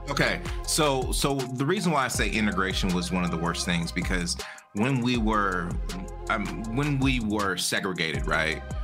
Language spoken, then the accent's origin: English; United States; I am Black American, meaning my family was here my grandfathers and whatever fought in every single war